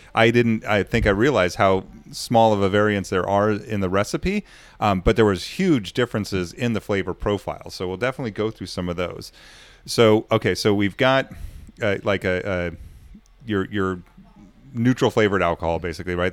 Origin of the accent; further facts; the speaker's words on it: United States; I'm American